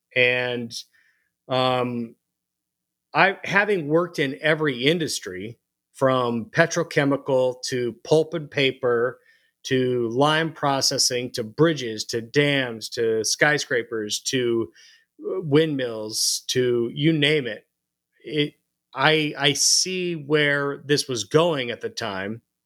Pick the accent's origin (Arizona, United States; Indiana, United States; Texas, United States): Arizona, United States; Phoenix; moved away as an adult; also born or lived in Missouri / Colorado Springs, Colorado; now in Denver, United States; I was born and raised in Phoenix, Arizona